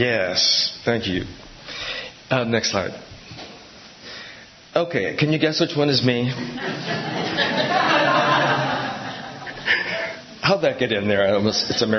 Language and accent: English; Milwaukee, Wisconsin, United States; I grew up in Milwaukee, and I went to Catholic grade school.